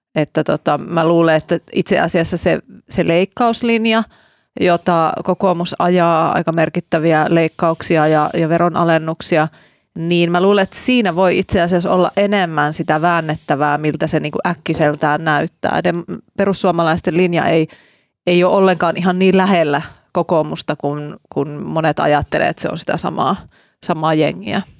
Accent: Laukaa, Central Finland, Finland; mä oon kotoisin sieltä Laukaasta

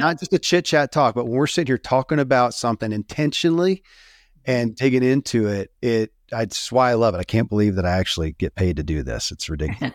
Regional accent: Kentucky, United States; born or raised there

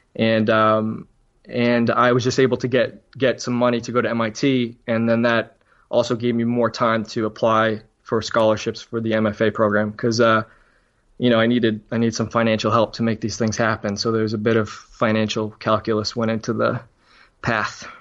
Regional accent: Braintree, Massachusetts, United States; also born or lived in Cambridge, Massachusetts; I grew up in Braintree, Massachusetts, which is, again, just south of, it's a suburb of Boston, just south.

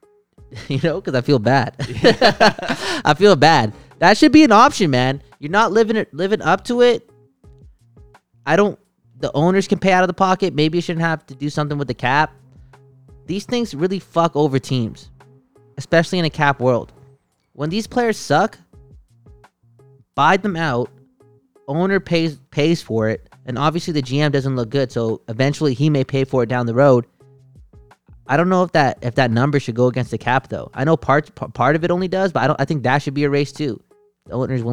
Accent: Vancouver, British Columbia, Canada; I'm from the West Coast and this is the city that I'm from

